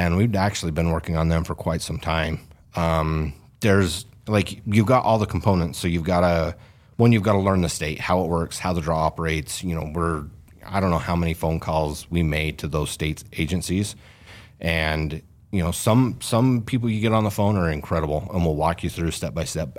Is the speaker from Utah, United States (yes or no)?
yes; Fillmore, Utah, United States; I grew up hunting in Fillmore, the Pavant Range up there.